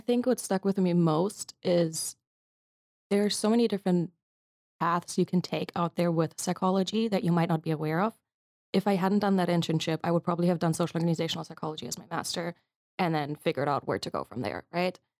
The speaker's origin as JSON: {"language": "English", "town": "Munich", "region": "Bavaria", "country": "Germany", "also_born_or_lived": "United States", "moved": "as an adult", "lives_now": "Leiden, Netherlands", "said": "I'm from Germany originally, from Munich."}